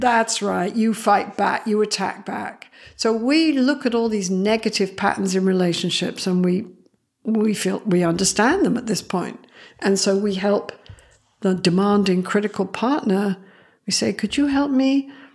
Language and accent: English; Canada; I am Canadian, I'm very proud of it